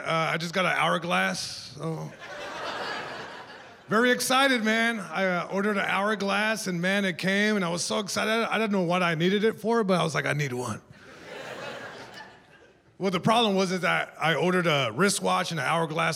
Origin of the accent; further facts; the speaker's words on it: Long Beach, California, United States; I'm from Long Beach, California, born and raised